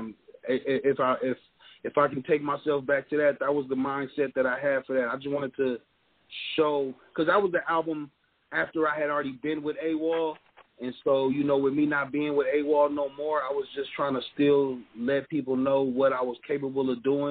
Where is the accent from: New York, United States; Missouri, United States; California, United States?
California, United States; Oakland; I was born in Oakland